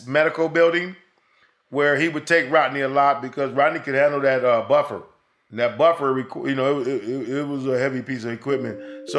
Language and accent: English; Altadena, California, United States; also born or lived in Sacramento, California; We grew up in Altadena, California. We lived 50-50 religious life, and my dad was not religious, but he abided by whatever my mom imposed